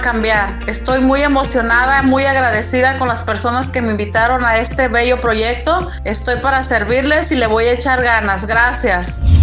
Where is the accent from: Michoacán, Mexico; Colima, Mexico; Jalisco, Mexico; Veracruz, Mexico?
Colima, Mexico; Manzanillo; Soy de Manzanillo, Colima.